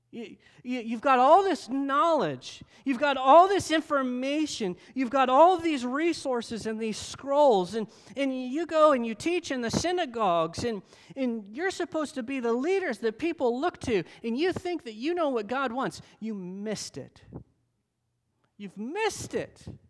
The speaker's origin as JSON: {"language": "English", "country": "United States"}